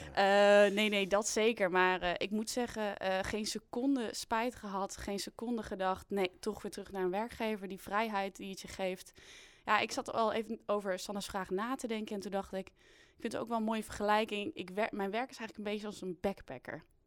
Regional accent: Twente, Overijssel, Netherlands

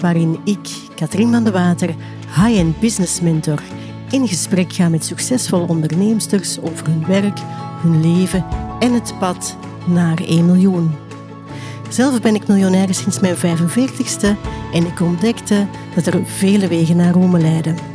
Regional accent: Kempen, Flanders, Belgium; wij komen uit de Kempen.

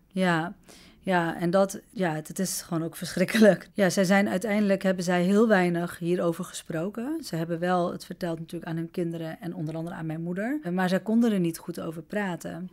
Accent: Netherlands; also born or lived in Amsterdam; ik woon 41 jaar hier, ben hier oh, geboren

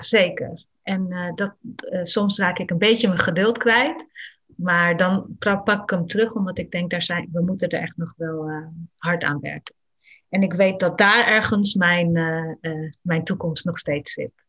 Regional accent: Netherlands; ik mij als kind in Nederland

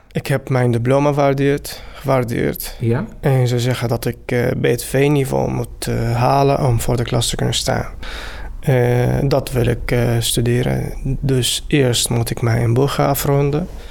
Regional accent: Syria; Dutch is a second language; moved away as an adult; now in Netherlands

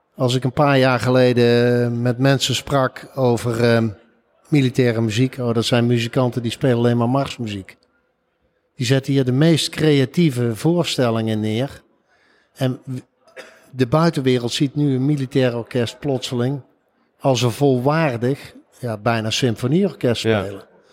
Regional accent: Eindhoven, North Brabant, Netherlands; Ik kom zelf uit Eindhoven

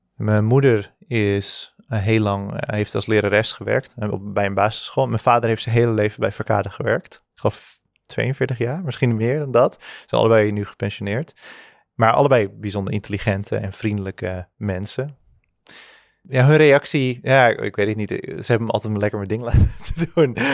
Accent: Zaandam, North Holland, Netherlands; ik ben opgegroeid in Zandam

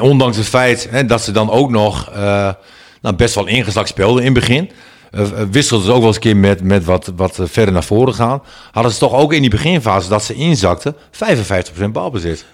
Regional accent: Netherlands; wij als Nederlanders

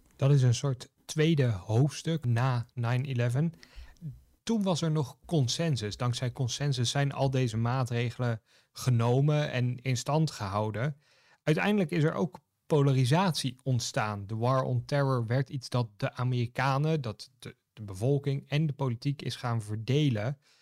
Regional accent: Netherlands; wij als Nederlanders dan, of als Europeanen

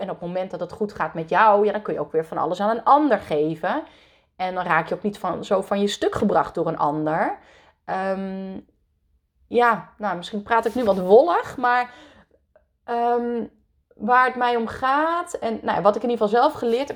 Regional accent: Netherlands; born or raised there; also born or lived in France

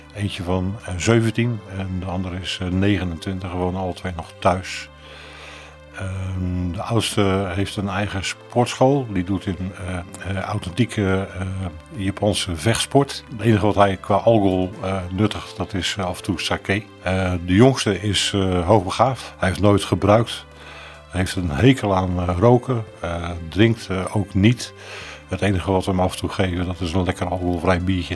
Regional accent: Oud-Beijerland, South Holland, Netherlands; kom uit uh, eh, Oud-Beiland

